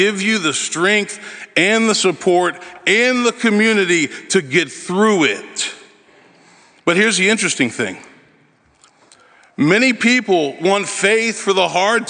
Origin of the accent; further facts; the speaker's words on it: Memphis, Tennessee, United States; moved away as an adult; now in Nashville, United States; I grew up in Memphis, son of a minister, oldest of four children.